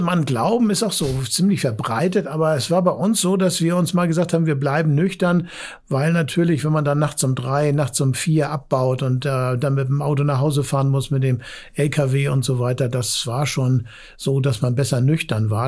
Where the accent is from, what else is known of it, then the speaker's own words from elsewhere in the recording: Hamburg, Germany; als Hamburger